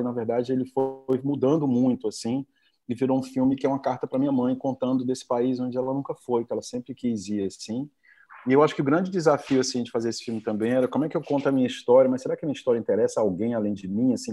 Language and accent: Portuguese; Fortaleza, Ceará, Brazil; Eu fui criado no, em Fortaleza